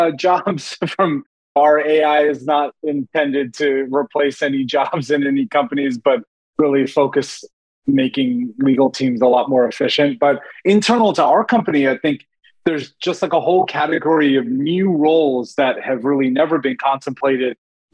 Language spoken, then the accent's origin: English; India; moved away; I mean, I'm Indian, I'm an immigrant. Like, we moved here in 1985.